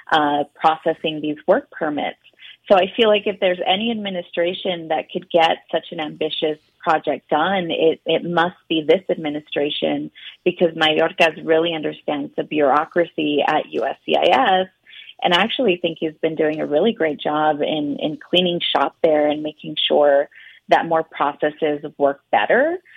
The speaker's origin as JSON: {"language": "English", "country": "United States", "tie": "born there", "second_language": "English", "said": "even though I've lived in this country, was born in this country. I spoke no English when it was time for me to enroll into pre K."}